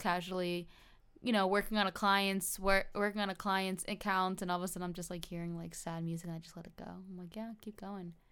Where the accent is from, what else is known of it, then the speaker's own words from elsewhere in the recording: New Jersey, United States; now in Florida, United States; I grew up in New Jersey and I currently reside in Florida